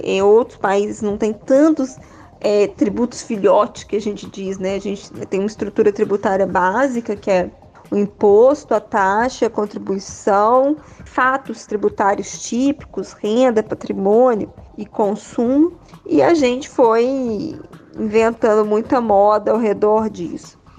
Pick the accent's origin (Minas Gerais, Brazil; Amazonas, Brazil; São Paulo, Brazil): Minas Gerais, Brazil; interior of; also born or lived in Belo Horizonte; eu sou do interior de Minas, eu venho de uma família de professores